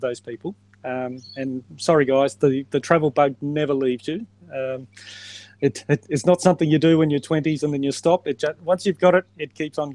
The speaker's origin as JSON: {"language": "English", "town": "Adelaide", "region": "South Australia", "country": "Australia", "tie": "born or raised there", "said": "I grew up in South Australia, down in Adelaide, where I was based"}